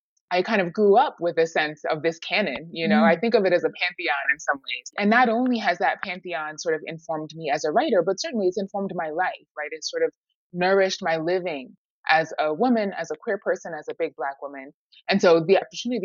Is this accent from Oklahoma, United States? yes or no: no; New York City, New York, United States; Harlem, for me, you know, it's my hometown.